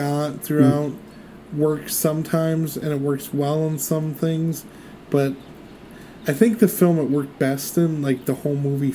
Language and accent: English; Michigan, United States; we're both from Michigan